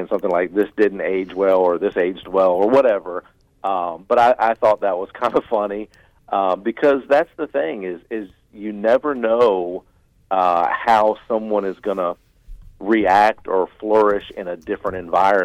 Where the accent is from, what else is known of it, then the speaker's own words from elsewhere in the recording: Tidewater area, Virginia, United States; I grew up in the Tidewater area, so we had home team sports